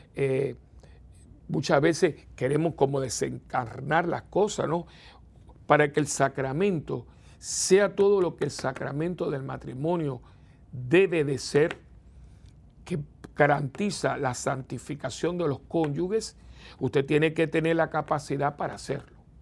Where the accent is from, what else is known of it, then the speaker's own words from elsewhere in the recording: Cuba; now in Puerto Rico; tuve que abandonar mi país natal